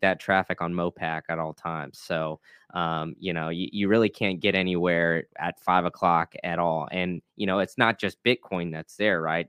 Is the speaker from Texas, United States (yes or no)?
yes; Austin, Texas, United States; I grew up in Austin